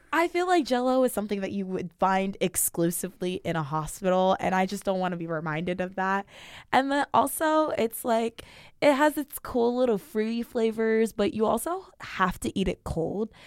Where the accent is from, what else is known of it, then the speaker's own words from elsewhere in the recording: Sacramento, California, United States; I'm not from Central California. I'm from NorCal.